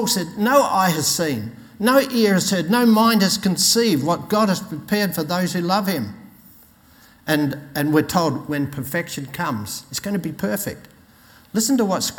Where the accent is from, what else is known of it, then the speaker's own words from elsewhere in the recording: Australia; I'm an Aussie.